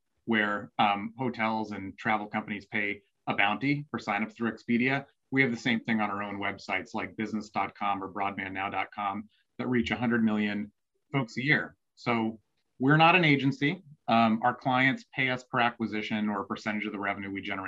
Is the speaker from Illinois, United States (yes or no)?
yes; outside of Chicago, Illinois, United States; moved away as an adult; now in Seattle, United States; I grew up outside of Chicago